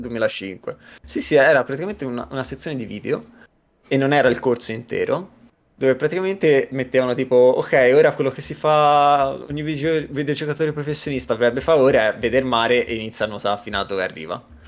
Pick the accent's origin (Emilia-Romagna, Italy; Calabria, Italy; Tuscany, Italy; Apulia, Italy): Tuscany, Italy; Livorno; moved away as an adult; now in Helsinki, Finland; vengo dalla Toscana, Livorno, sono a Helsinki da due anni